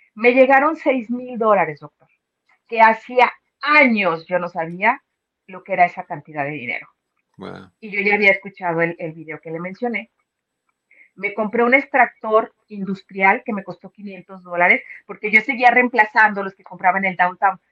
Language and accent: Spanish; León, Guanajuato, Mexico; moved away as an adult; now in United States; soy de León, Guanajuato, ahí se hace zapato